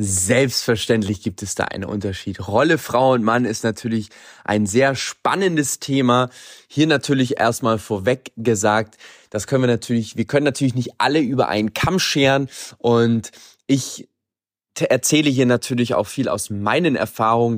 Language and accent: German; Germany; bei uns in Deutschland